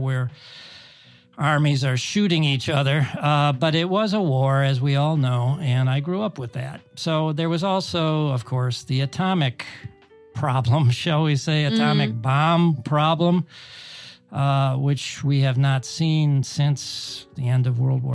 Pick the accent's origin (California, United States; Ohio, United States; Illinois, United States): Ohio, United States; suburb of Cleveland; Where I grew up, or where I was born, was in a part of the city. It was a suburb. It was a near suburb to a big city of Cleveland, Ohio